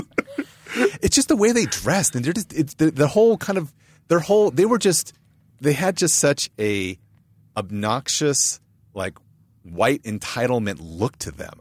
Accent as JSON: {"language": "English", "town": "San Marino", "region": "California", "country": "United States", "tie": "born or raised there", "also_born_or_lived": "Boston, Massachusetts / San Francisco Bay Area", "said": "I grew up in San Marino"}